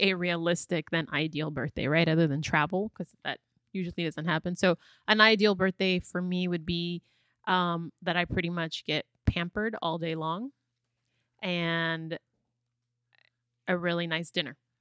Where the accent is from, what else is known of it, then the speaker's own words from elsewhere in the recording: San Diego, California, United States; I grew up in San Diego, California